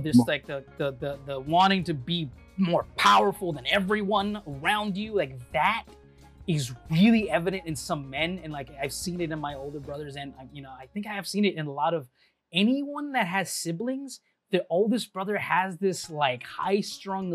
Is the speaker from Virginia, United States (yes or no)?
no; Texas, United States; I grew up in Texas and like I grew up as a kid here